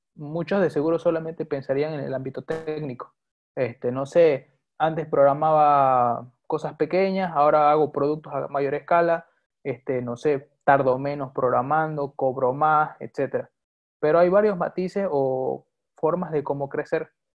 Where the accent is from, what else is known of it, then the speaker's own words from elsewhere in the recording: Bolivia; also born or lived in Santa Cruz; soy boliviano de nacionalidad. Eh, actualmente resido en la ciudad de Santa Cruz